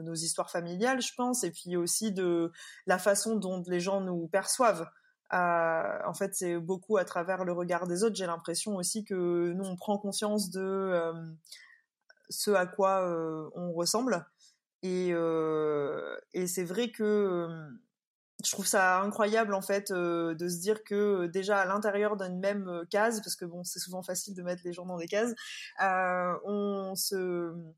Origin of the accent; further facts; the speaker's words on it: Réunion; moved away as an adult; also born or lived in Paris / Scotland; j'ai grandi donc à la Réunion, à la montagne